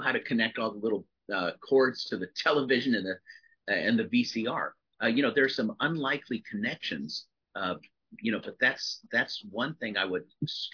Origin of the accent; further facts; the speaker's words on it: United States; I'm an American